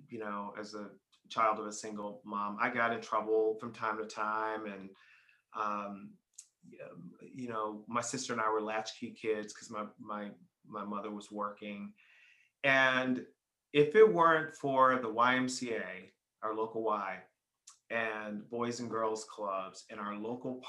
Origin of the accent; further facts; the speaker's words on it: Chicago, Illinois, United States; moved away as an adult; now in Atlanta, United States; I grew up in Chicago. I actually left in 2005. We moved to Atlanta